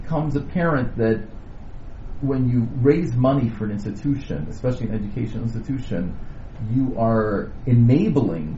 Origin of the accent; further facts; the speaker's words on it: Canada; also born or lived in Indiana; now in Toronto, Canada; we're Canadian.